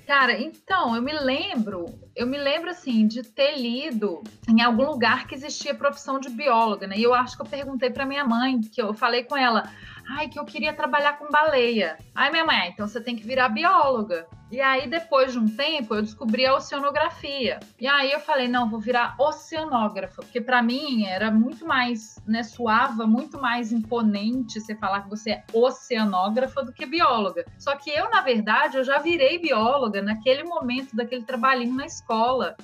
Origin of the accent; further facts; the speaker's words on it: Belo Horizonte, Minas Gerais, Brazil; moved away; also born or lived in Rio de Janeiro; eu sou de Belo Horizonte